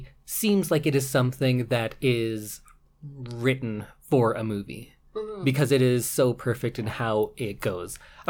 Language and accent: English; Canada; accent: Canadian; my Canadian accent comes out when I play hockey